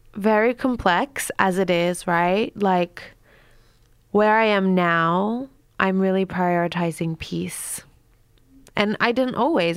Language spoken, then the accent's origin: English; Queensland, Australia; moved away as an adult; also born or lived in United States; I was raised in Queensland with the banana trees and the humid air